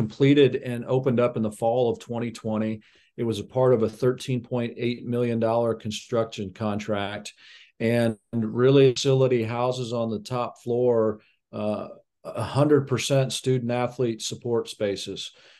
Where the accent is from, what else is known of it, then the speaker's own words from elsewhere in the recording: Manhattan, Kansas, United States; also born or lived in Arkansas / Texas; now in Wichita, United States; I grew up in Manhattan, Kansas